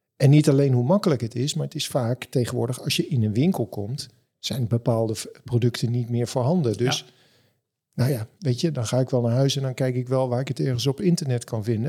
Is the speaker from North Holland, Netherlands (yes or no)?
yes; Amstelveen, North Holland, Netherlands; Ik kom zelf uit Amstelveen